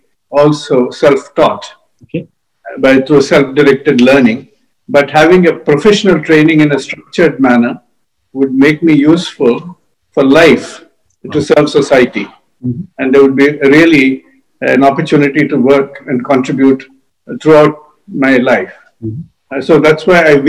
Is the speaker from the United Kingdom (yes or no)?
no; Hyderabad, Telangana, India; moved away as an adult; also born or lived in Chennai / Guntur / Delhi; To Guntur and then to Hyderabad, where I did most of my schooling